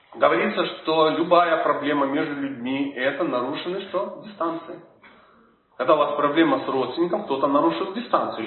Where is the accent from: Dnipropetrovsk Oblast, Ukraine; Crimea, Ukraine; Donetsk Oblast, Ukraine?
Dnipropetrovsk Oblast, Ukraine; Dnipro; Я родом из Днепропетровска.